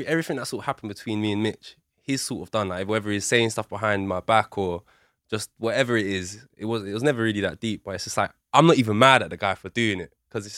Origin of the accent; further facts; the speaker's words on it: London, United Kingdom; I'm from Southeast.